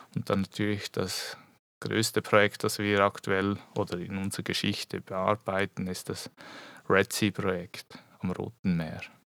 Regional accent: Switzerland; moved away as an adult; also born or lived in Biel; now in Eastern Switzerland, Switzerland; ich komme eigentlich aus der Region Basel

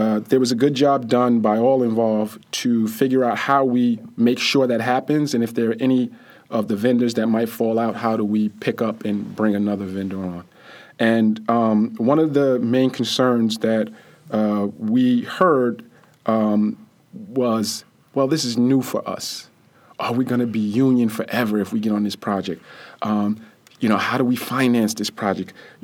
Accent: Jersey City, New Jersey, United States; when we were growing up in the Greenville section of Jersey City

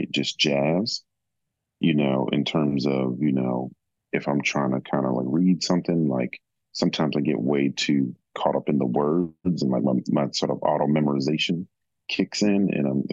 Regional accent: Atlantic City, New Jersey, United States; my elementary school was like very near a beach growing up in Atlantic City.

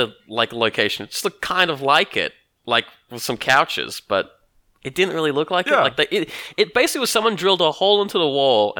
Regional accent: Australia; I don't go around saying I'm Australian.

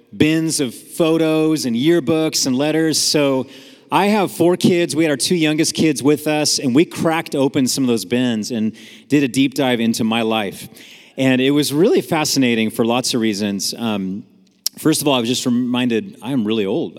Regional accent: San Jose, California, United States; I grew up in San Jose, California, up north

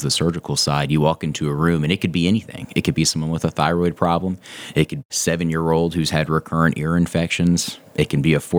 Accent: Reidsville, North Carolina, United States; moved away; also born or lived in Chapel Hill, North Carolina; I actually grew up in a small town called Reidsville. It's sort of like in the top middle of the state. The nearest big city is Greensboro, North Carolina.

